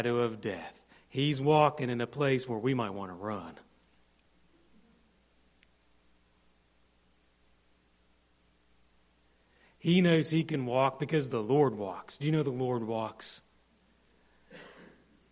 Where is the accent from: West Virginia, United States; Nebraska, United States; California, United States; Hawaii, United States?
West Virginia, United States; Morgantown; moved away; in my hometown this week, I walked around a lot of dirty streets in Morgantown